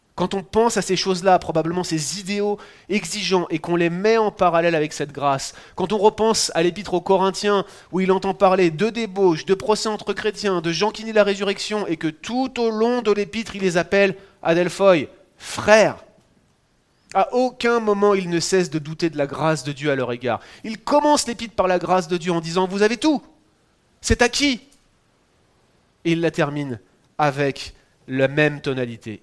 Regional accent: France; accent: French; moved away as an adult; now in Quebec, Canada; Moi je suis français

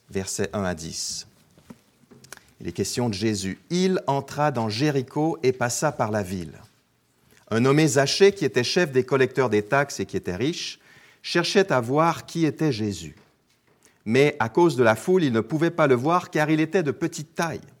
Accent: Quebec, Canada; moved away as an adult; also born or lived in Alsace, France / Geneva, Switzerland; je suis québécois d'origine, mais j'ai été expatrié pendant 17 ans, et c'est ce qui explique un peu l'accent bizarre que vous entendez euh, en ce moment. Donc j'ai été pasteur en Alsace, dans l'est de la France.

